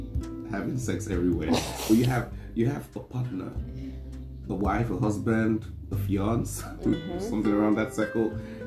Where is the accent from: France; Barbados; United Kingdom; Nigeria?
Nigeria; I'm a Nigerian guy.